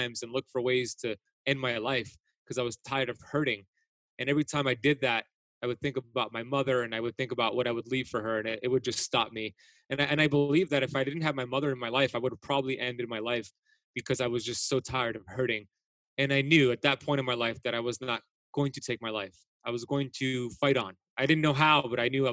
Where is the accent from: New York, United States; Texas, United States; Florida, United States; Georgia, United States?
Florida, United States; Miami Beach; the crowd I grew up with in Miami Beach specifically